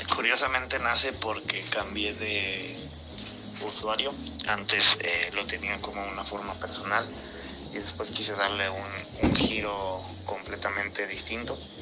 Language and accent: Spanish; Irapuato, Guanajuato, Mexico; el equipo de mi pueblo, de la ciudad de Irapuato